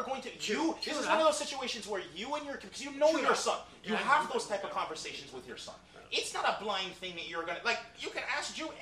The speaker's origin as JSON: {"language": "English", "country": "Jamaica", "tie": "born or raised there", "moved": "yes", "said": "When I grew up in Jamaica"}